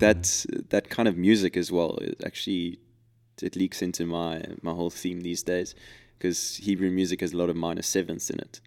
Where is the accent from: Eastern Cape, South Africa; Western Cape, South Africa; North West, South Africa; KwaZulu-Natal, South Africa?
Western Cape, South Africa; Cape Town; we're from Cape Town